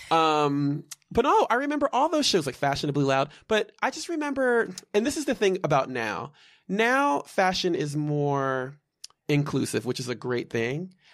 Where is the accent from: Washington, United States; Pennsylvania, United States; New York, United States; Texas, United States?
Pennsylvania, United States; Malvern; also born or lived in Bryn Mawr, Pennsylvania; I'm from outside of Philadelphia. I was born in Bryn Mawr, Pennsylvania, grew up in the western suburbs, prefer-, primarily in, uh, Malvern Paoli